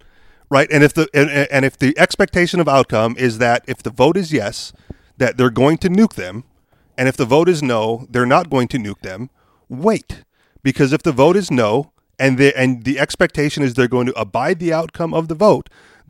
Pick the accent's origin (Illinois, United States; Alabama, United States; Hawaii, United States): Hawaii, United States; now in New Hampshire, United States; I'm from Hawaii, man. Like, island life does not bother me